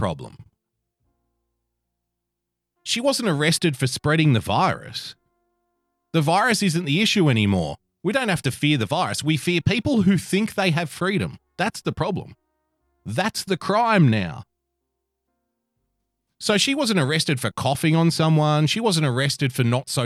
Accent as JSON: {"language": "English", "country": "Australia", "said": "I'm an Australian"}